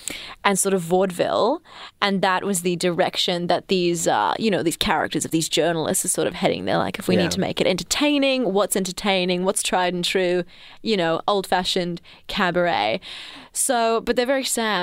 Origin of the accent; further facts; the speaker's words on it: Perth, Western Australia, Australia; now in Melbourne, Australia; I'm from Perth